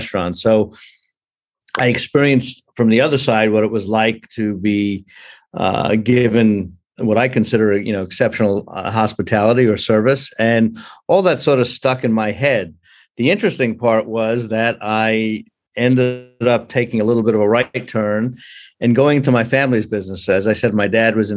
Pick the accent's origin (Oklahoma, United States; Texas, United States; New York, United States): New York, United States; North Shore of Long Island; moved away as an adult; also born or lived in Brooklyn, New York; now in Asheville, United States; I also spent a lot of my time growing up on the North Shore of Long Island